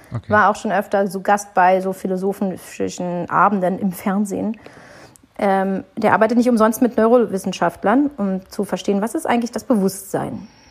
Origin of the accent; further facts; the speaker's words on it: Berlin, Germany; Berlin ist meine Heimat